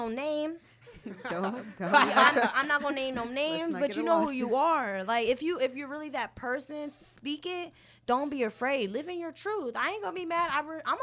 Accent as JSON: {"language": "English", "country": "United States", "said": "I would consider myself American"}